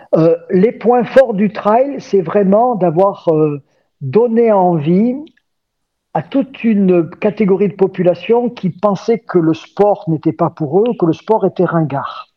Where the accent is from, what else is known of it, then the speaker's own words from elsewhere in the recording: Gap, Provence-Alpes-Côte d'Azur, France; moved away as an adult; je suis né euh, à Gap, dans les Hautes-Alpes. Je suis ce qu'on appelle un Gapensé